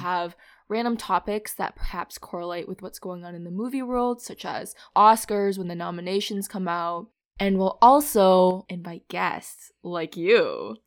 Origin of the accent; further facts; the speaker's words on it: Minnesota, United States; also born or lived in Philadelphia; now in New York, United States; I'm originally from Minnesota